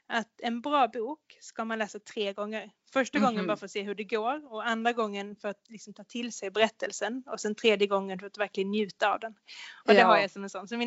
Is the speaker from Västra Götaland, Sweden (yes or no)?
no; Skåne, Sweden; now in Linköping, Sweden; jag har bott i Linköping i 20 år så det, det är halva mitt liv nu ungefär. jag har bott här. Eh, jag kommer från Skåne från början och folk brukar tro att jag kommer från Småland